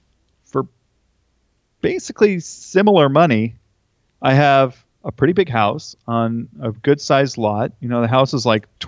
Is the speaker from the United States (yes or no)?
yes; Napa, California, United States; Yeah, I was born in Napa, actually. And we lived in Northern California, or Northern, right, California for most of my life. And then we relocated to Orange County when I was a sophomore in high school.